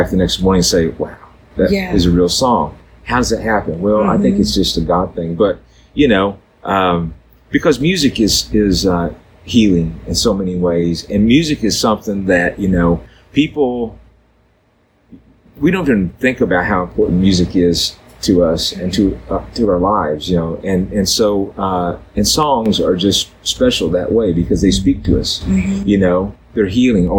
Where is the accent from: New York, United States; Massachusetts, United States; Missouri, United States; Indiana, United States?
Missouri, United States; Southeast; moved away; also born or lived in Nashville; growing up in Southeast Missouri, it was in a very musical family